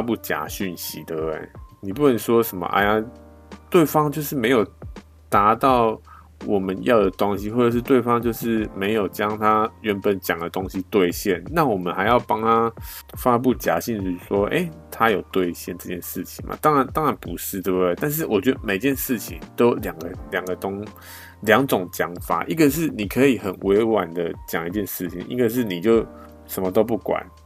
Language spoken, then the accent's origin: Chinese; Taiwan; 我们台湾人